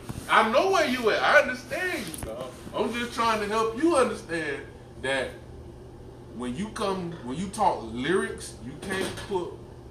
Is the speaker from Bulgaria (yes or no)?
no; Pompano Beach, Florida, United States; I grew up in Pompano, bro.